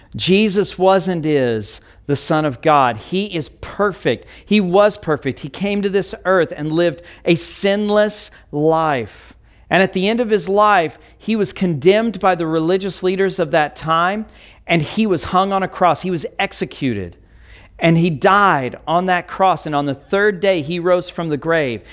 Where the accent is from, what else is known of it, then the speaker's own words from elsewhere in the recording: United States; we may value being an American